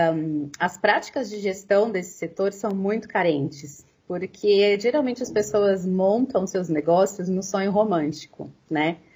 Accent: Americana, São Paulo, Brazil; eu sou de Americana, tá? É, pertinho de Campinas

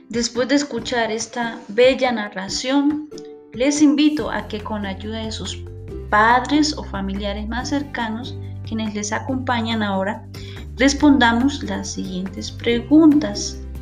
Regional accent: Colombia; como colombianos

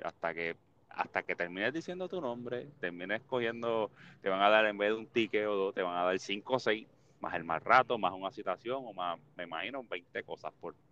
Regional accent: Toa Alta, Puerto Rico; donde yo me crié en Toalta

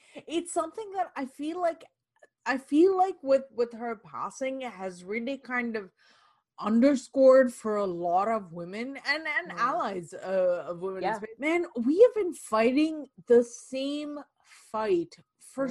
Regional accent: Canada; as Canadians, as as Canadian women

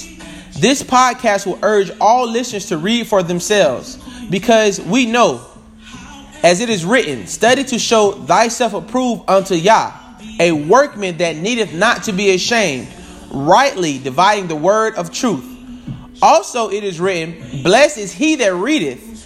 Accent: Tampa, Florida, United States; I am from Tampa, Florida

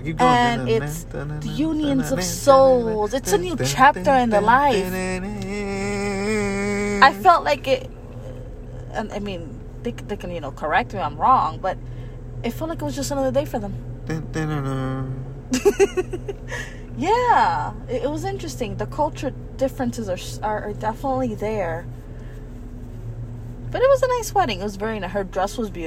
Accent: Miami, Florida, United States; accent: Miami accent; we're from Miami

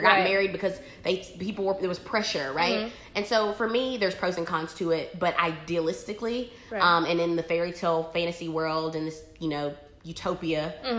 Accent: Fountain Inn / Simpsonville, South Carolina, United States; moved away as an adult; also born or lived in Chicago; So we're from the South, right? Tradition. So like, I mean, majority of, like, the young women in my town, like, grew up, they're still living in Fountain Inn, Simpsonville, South Carolina

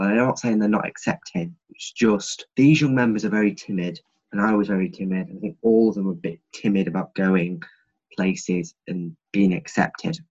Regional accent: Grimsby, Yorkshire and the Humber, United Kingdom; I'm from Great Grimsby, and I'm proud to be from here

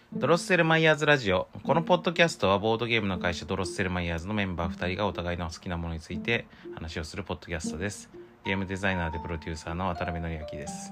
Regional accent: Shizuoka, Japan; 僕らも、静岡育ち

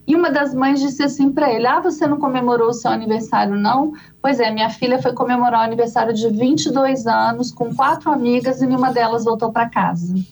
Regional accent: Minas Gerais, Brazil; accent: mineiro; eu sou de Minas Gerais, acho que o sotaque também não nega, né, gente?

